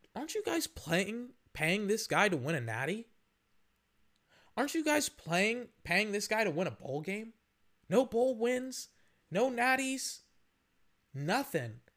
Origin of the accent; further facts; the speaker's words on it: United States; everything that we stand for as Americans.